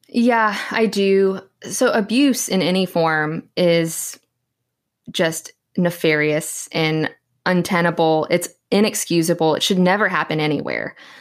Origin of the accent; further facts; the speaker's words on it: Southeast Texas, United States; I'm actually a born and raised Texan. Born and raised in Southeast Texas